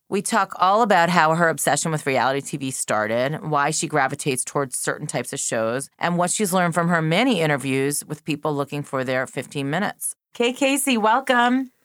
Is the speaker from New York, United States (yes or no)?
yes; New York, United States; moved away; also born or lived in Philadelphia; and I'm from New York.